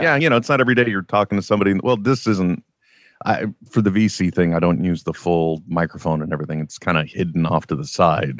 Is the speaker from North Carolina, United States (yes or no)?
no; East Bay, California, United States; I grew up, uh, I grew up out here in the East Bay